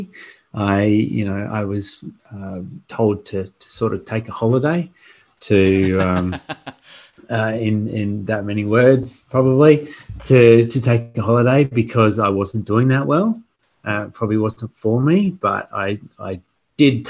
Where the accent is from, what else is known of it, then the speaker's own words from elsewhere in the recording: Port Hedland, Western Australia, Australia; also born or lived in Perth; I came from Port Hedland up north, a very small country town. So for me to come into Perth was it was a bit of a shock. And, you know, I was the fastest in Port Hedland. I was the fastest kid in Port Hedland.